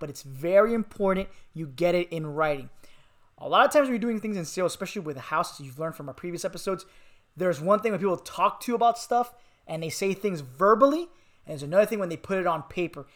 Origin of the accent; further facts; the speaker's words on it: Miami, Florida, United States; moved away; I'm from Miami